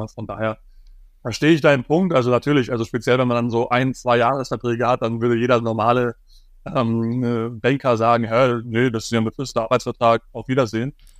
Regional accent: Dorsten, North Rhine-Westphalia, Germany; in Dorsten, wo ich, wo ich aufgewachsen bin

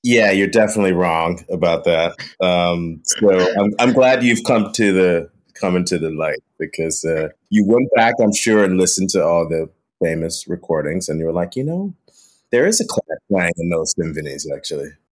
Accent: Chicago, Illinois, United States; growing up in Chicago

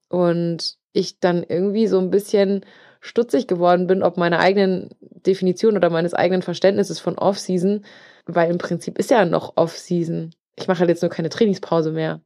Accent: Germany; Ich bin, bin Deutscher, bin ich gut, aber Englisch nicht so

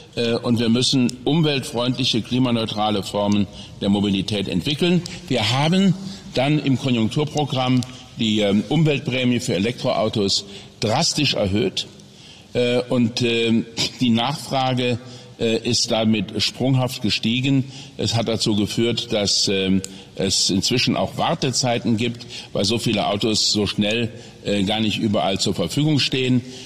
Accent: Saarland, Germany; in meiner Heimat, in meinem Wahlkreis, in meinem kleinen Häuschen

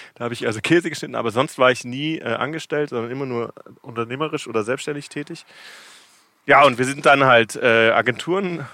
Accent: Munich, Bavaria, Germany; moved away as an adult; now in Cape Town, South Africa; Ich bin aus München ursprünglich.

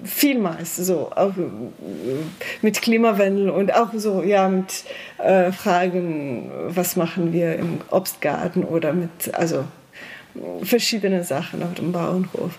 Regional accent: Slovenia; German is a second language

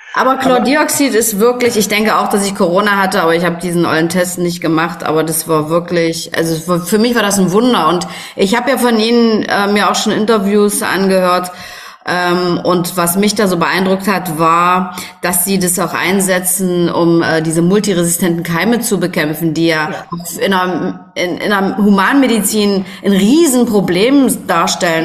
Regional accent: East Germany, Germany; ich bin ja in der DDR groß geworden und ähm, bin ja hier auch im Osten tätig

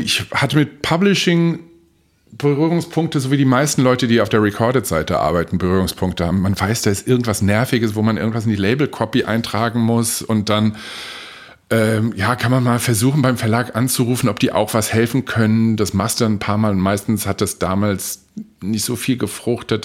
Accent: Frankfurt, Hesse, Germany; also born or lived in Oberursel; wir sind beide in Frankfurt geboren und sind dann irgendwann Anfang der oder Anfang Mitte 70er nach in einen Vorort gezogen, Oberursel.

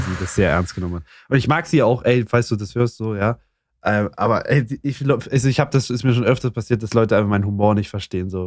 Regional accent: Saxony, Germany; ich komme aus Sachsen

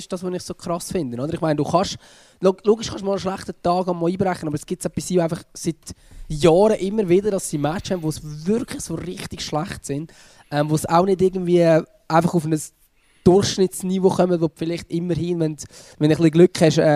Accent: Lucerne, Switzerland; bin ich Luzerner und kann sagen, souverän

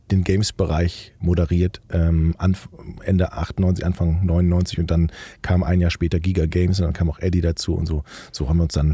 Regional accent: Rhineland, Germany; Ja, der Schritt, der Schritt in den Norden als Rheinländer war schon hart

